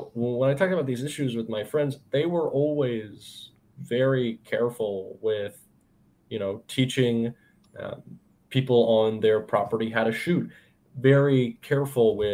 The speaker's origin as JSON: {"language": "English", "region": "Florida", "country": "United States", "said": "I'm from Florida"}